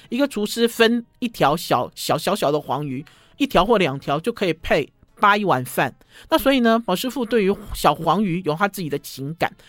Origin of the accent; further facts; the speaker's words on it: Taipei, Taiwan; 我就是台北，我就是台湾生长的嘛，我在台北长大的